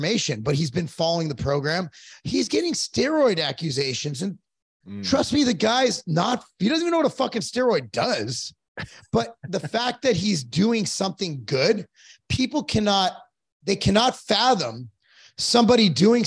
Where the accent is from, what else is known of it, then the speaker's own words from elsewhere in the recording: Culver City, California, United States; I grew up in Culver City